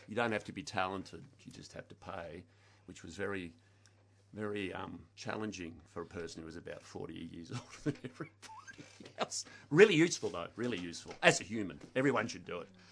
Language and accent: English; Blackburn, Victoria, Australia; I grew up in Blackburn.